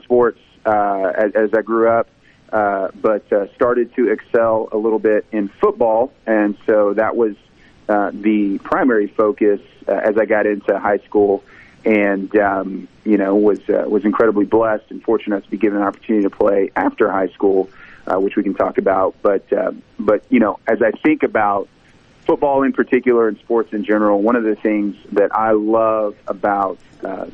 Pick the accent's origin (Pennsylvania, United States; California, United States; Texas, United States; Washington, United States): Texas, United States; Irving; I grew up in Irving, Texas